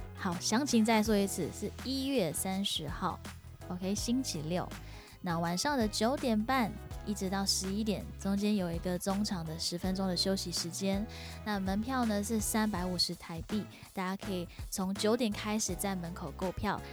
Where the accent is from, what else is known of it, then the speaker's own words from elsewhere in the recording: Singapore; now in Taipei, Taiwan; 我是新加坡人嘛